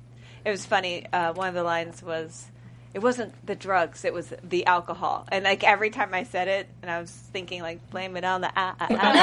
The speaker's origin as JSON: {"language": "English", "region": "New Jersey", "country": "United States", "tie": "born or raised there", "also_born_or_lived": "Baton Rouge, Louisiana", "said": "I was born in Baton Rouge, but I was raised in Jersey"}